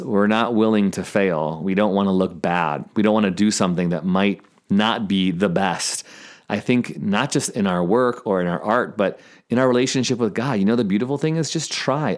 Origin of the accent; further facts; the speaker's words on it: Chicago, Illinois, United States; I'm actually from Chicago. I went to North Park University on the north side, and I still have family in Lombard and Palatine.